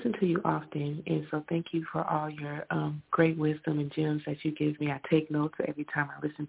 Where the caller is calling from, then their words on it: Atlanta, Georgia, United States; I'm calling from Atlanta.